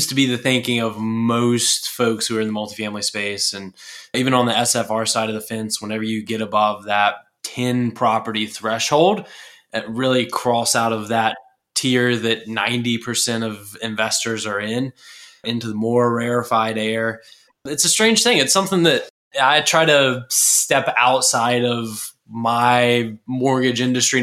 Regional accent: Murrells Inlet, South Carolina, United States; moved away; I'm originally from Murrells Inlet, just south of Myrtle Beach, South Carolina

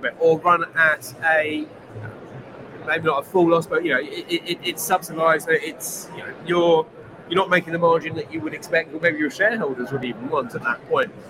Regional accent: Bracknell, South East England, United Kingdom; the streets I grew up in Bracknell

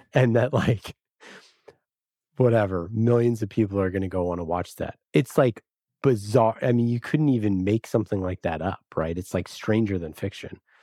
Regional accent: Oakland, California, United States; I'm from Oakland.

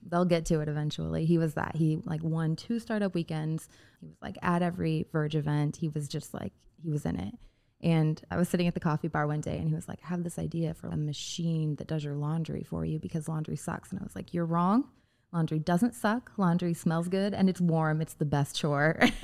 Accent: Indiana, United States; a part of the state I spent a lot of time in growing up in Indiana

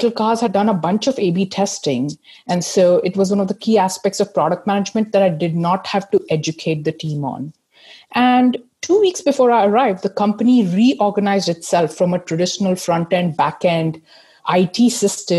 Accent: India; moved away as an adult; also born or lived in United States / Seattle / Manchester; now in United Kingdom; I grew up in India

